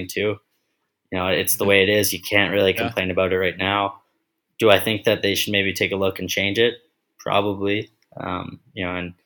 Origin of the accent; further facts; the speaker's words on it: Vancouver, British Columbia, Canada; now in Texas, United States; I'm from Vancouver